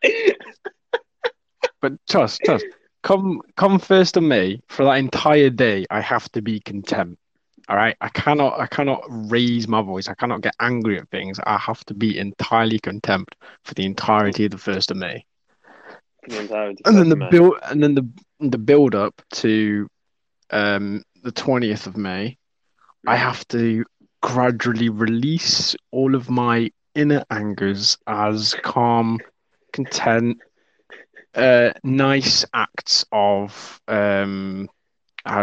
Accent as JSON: {"language": "English", "region": "Wales", "country": "United Kingdom", "said": "I come from Wales"}